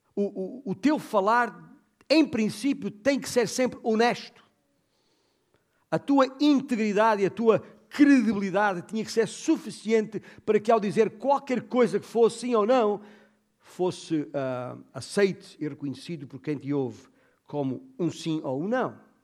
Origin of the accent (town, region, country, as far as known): Portugal